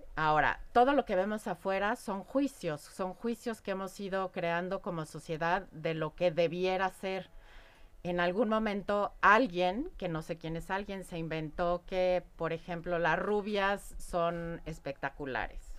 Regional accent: Mexico; como mexicana, y ustedes lo conocen, tenemos creencias alrededor de la muerte y la festejamos

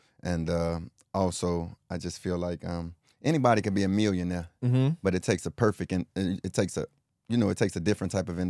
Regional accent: Chicago, Illinois, United States; starting out, I grew up in the Henry Horner Projects in mm-hmm. Chicago.

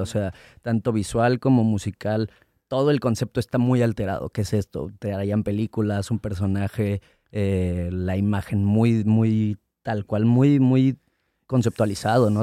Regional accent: Mexico City, Mexico; Yo nací en Ciudad de México, a los dos años me fui a vivir a Estado de México, de los dos hasta los diez años más o menos. Llegué a Ciudad de México, regresé a Ciudad de México.

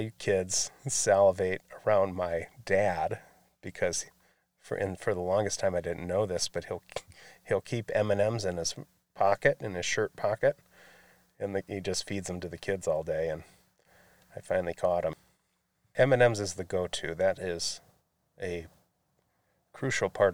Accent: Grand Blanc, Michigan, United States; also born or lived in Flint, Michigan; I was raised nearby, just south of Flint, in Grand Blanc

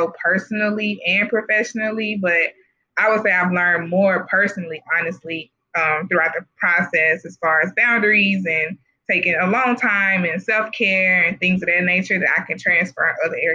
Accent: Jackson, Mississippi, United States; I'm from Jackson, Mississippi, and I grew up in really majority African-American community from K through 12

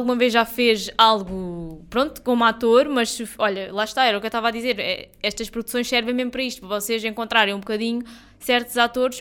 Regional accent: Portugal

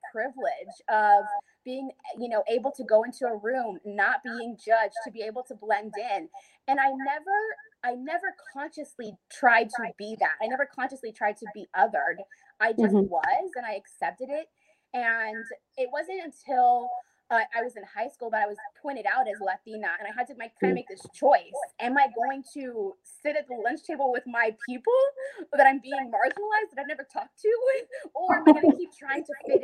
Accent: Dallas, Texas, United States; I grew up in Dallas, Texas

